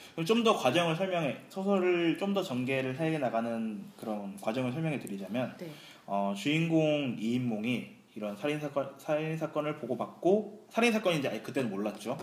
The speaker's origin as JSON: {"language": "Korean", "town": "Andong", "region": "North Gyeongsang", "country": "South Korea", "tie": "born or raised there", "said": "고향은 경상북도 안동입니다"}